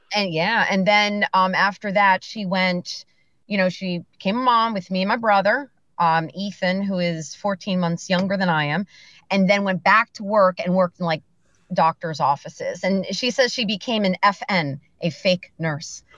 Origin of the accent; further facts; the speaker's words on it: Bethlehem, Pennsylvania, United States; also born or lived in Macungie, Pennsylvania; I was born and raised in Bethlehem, Liberty High School, the Grenadiers